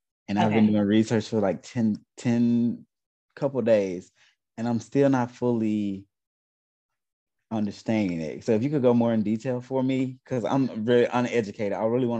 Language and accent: English; Greensboro, Alabama, United States; moved away as an adult; now in Dallas, United States; I'm originally from Greensboro, Alabama, but I've recently located to Dallas, Texas within the last 4 years.